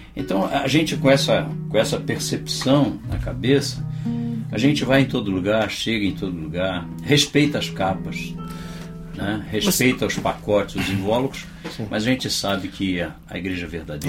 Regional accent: Rio de Janeiro, Brazil; also born or lived in Campo Grande, Rio de Janeiro; eu sou carioca da Gema, Sim. da terra do Tuta. Nasci em Padre Miguel

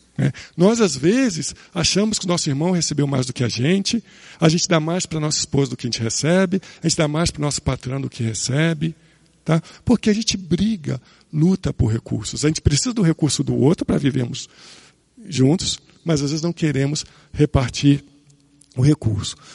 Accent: Rio de Janeiro, Brazil; Eu nasci no Rio de Janeiro

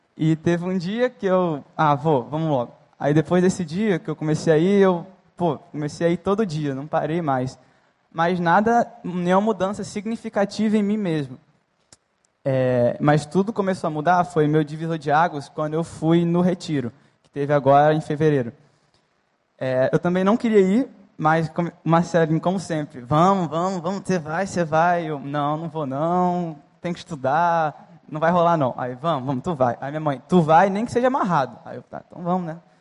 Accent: Natal, Rio Grande do Norte, Brazil; now in Rio de Janeiro, Brazil; Eu nasci em Natal

